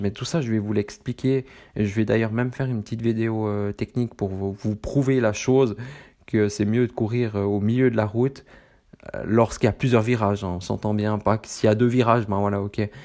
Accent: Switzerland; accent: Swiss, from the very middle of Switzerland; moi j'ai un accent euh, suisse, du plein milieu de la Suisse, peut-être pas autant poussé que, que d'autres personnes de ma région

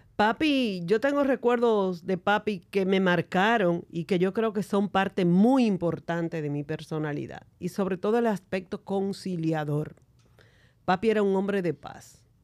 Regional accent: San Juan de la Maguana, San Juan, Dominican Republic; somos de San Juan de la Maguana

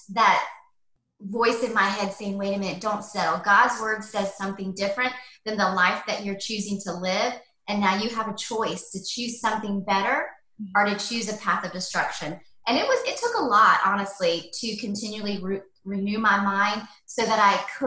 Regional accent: Atlanta, Georgia, United States; also born or lived in London; I grew up in Atlanta, Georgia, out in, used to be like country, but now it's grown, but out in East Cobb, lived there most of my life until I got married.

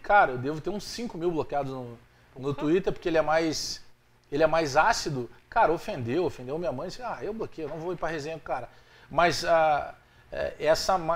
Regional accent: Restinga, Rio Grande do Sul, Brazil; eu fui criado na Restinga

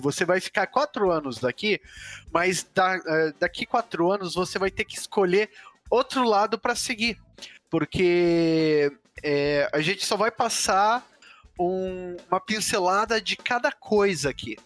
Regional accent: Curitiba, Paraná, Brazil; also born or lived in Londrina; sou de Londrina, vim para Curitiba com três anos

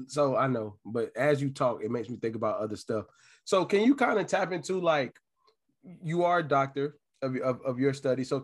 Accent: Washington, District of Columbia, United States; also born or lived in Montgomery County, Maryland / Gettysburg, Pennsylvania; I was born and raised in Northwest DC

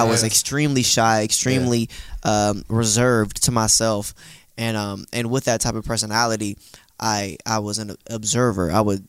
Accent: Pittsburg, California, United States; I'm from the East Bay area in a city called Pittsburgh, California.

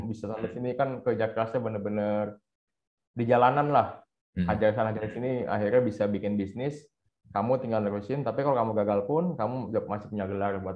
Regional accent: Jakarta, Indonesia; Soalnya kan gue Chinese uh, Tionghoa Jakarta, ya, Jakarta Jakut Kelapa Gading gitu.

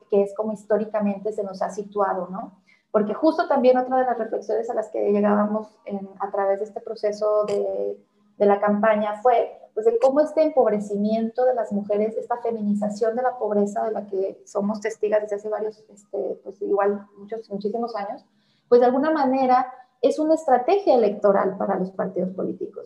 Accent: Mexico; estamos como sociedad mexicana

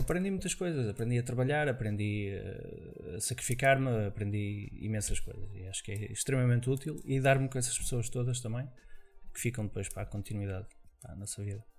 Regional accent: Viana do Castelo, Norte, Portugal; moved away as an adult; also born or lived in Mozambique / Vila Real / Lisbon; vim para Portugal com 5 anos de idade. Uh, vim para Viana do Castelo, portanto, onde passei lá a minha infância toda.

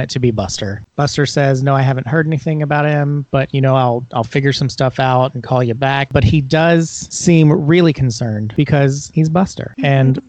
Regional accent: Monroe, United States; we grew up in Monroe and the side roads never got plowed.

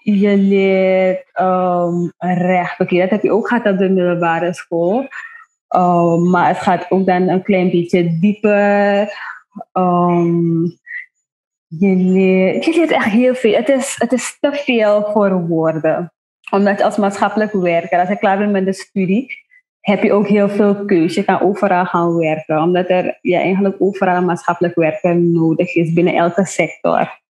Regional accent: Nickerie, Suriname; moved away as an adult; now in Paramaribo, Suriname; ik ben van Nikeri

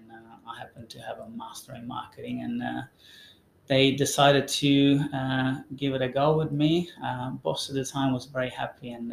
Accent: Termoli, Molise, Italy; moved away; Termoli is the name of my hometown

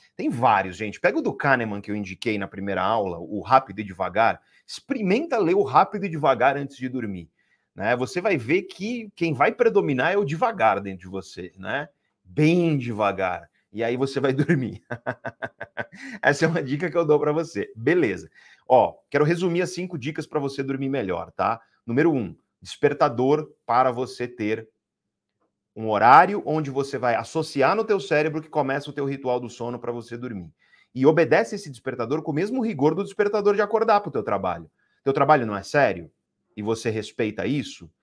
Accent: Guarujá, São Paulo, Brazil; eu cresci no Guarujá, eu cresci no Guarujá

